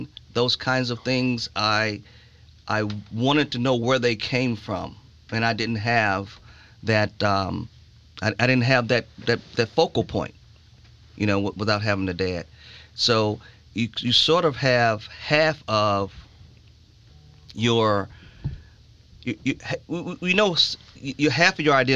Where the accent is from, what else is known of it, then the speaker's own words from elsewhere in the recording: Chicago, Illinois, United States; moved away; I grew up in Chicago